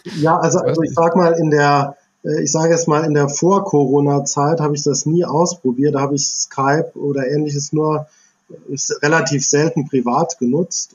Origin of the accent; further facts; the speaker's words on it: near Idar-Oberstein, Rhineland-Palatinate, Germany; in der Nähe von Ida Oberstein aufgewachsen, also Kindheit und Jugend verbracht